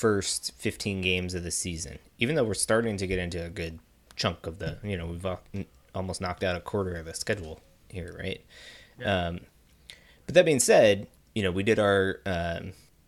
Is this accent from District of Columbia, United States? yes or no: yes; Washington, District of Columbia, United States; My hometown Washington Wizards